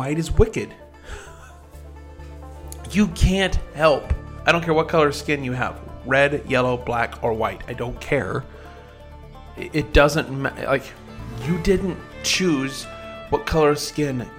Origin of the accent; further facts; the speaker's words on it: Oklahoma, United States; in my hometown, here in Oklahoma